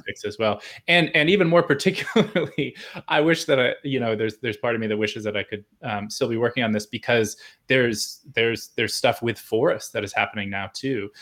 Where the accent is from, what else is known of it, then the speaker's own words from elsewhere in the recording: United States; our history, our past flatters us almost as a kind of birthright being an American